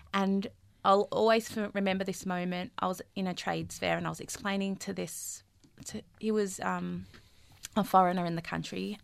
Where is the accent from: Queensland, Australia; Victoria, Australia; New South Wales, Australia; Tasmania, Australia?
Victoria, Australia; Melbourne; I'm born and raised in Melbourne and grew up in Fitzroy, um, and Collingwood